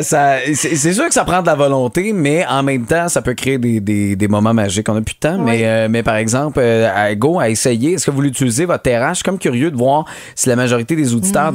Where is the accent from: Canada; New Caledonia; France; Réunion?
Canada; Montérégie, Quebec; chez nous, en Montérégie